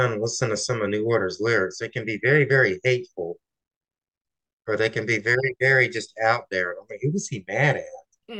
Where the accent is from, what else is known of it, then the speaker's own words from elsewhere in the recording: Georgia, United States; I am from Georgia, you know, we're not known for being smart down here.